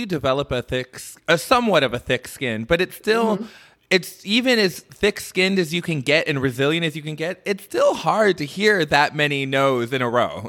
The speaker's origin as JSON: {"language": "English", "region": "Michigan", "country": "United States", "said": "I'm Michigander."}